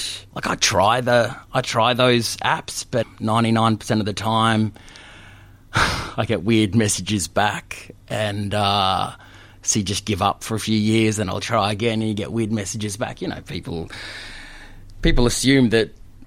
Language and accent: English; Queensland, Australia; moved away as an adult; being a Queenslander